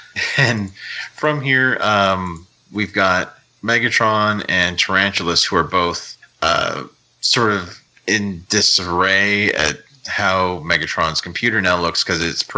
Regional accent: Canada; I'm from Canada.

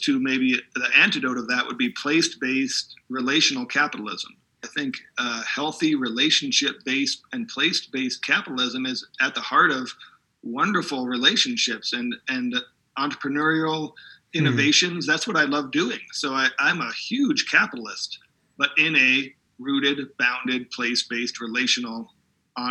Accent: Southern California, United States; I grew up in Southern California

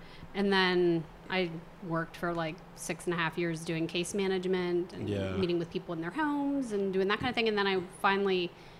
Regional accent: Tyrone, Pennsylvania, United States; also born or lived in State College, Pennsylvania / United Kingdom; now in Pittsburgh, United States; I grew up in Tyrone.

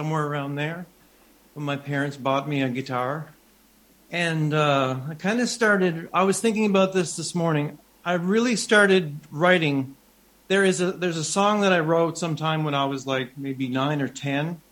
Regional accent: New Brunswick, Canada; also born or lived in Montreal; It's my home. It's where I actually grew up about a 45 minutes away from here in a smaller village, but this is the closest city to where I actually grew up.

